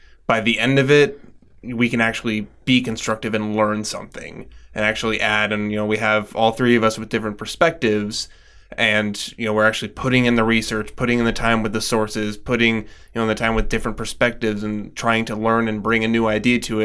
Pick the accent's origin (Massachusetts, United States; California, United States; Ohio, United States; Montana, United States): Montana, United States; Bonner; my conservative friends that I grew up with in Bonner, Montana